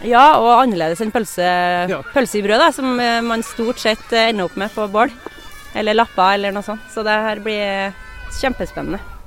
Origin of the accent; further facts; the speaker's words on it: Oppdal, Trøndelag, Norway; jeg vokste opp og bodde på Oppdal i mange år